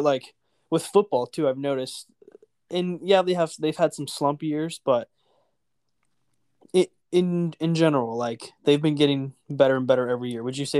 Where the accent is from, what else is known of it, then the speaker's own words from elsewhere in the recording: Houston, Texas, United States; we're both members of the Church of Jesus Christ of Latter-day Saints, but we're also both from Houston.